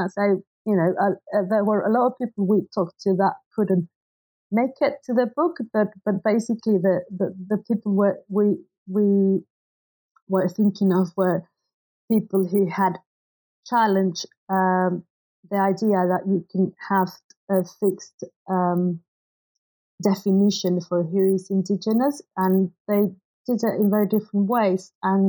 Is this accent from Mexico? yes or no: yes; Mexico; although I grew up in Mexico, I'd done my undergrad and graduate studies abroad